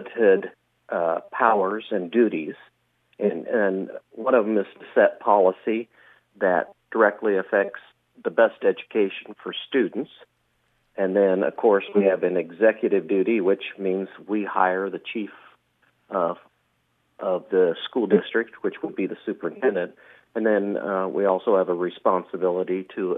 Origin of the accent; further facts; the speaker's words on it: Shenandoah, Iowa, United States; I was born and raised here in Shenandoah, graduated from Shenandoah